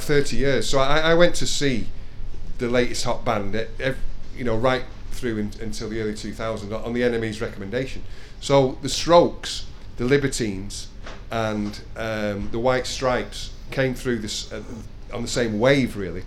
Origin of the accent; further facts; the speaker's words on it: Denton, North West England, United Kingdom; I'm from Denton